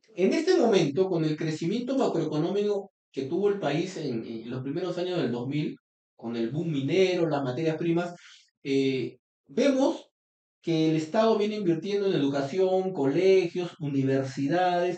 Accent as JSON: {"language": "Spanish", "town": "Trujillo", "region": "La Libertad", "country": "Peru", "said": "yo soy trujillano"}